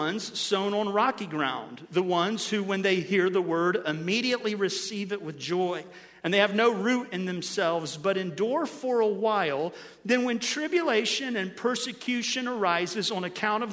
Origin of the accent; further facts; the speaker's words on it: Ohio, United States; Since I'm from Ohio